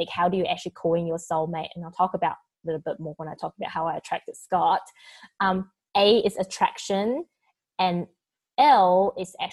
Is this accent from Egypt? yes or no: no; Taiwan; born there; also born or lived in New Zealand / Australia; Yeah, because I was born in Taiwan and I lived in New Zealand for 12 years and I lived in Australia for like 15.